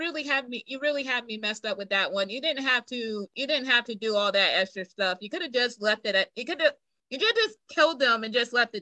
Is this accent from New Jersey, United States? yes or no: no; South Carolina, United States; born there; now in Roanoke, United States; Well, I was born in South Carolina, but I currently live in Virginia.